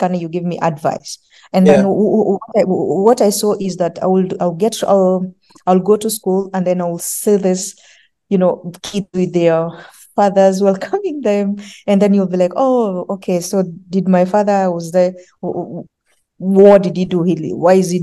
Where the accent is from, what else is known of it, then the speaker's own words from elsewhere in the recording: Nairobi, Kenya; I grew up in Kibera slums, and it is hard growing up in Kibera slums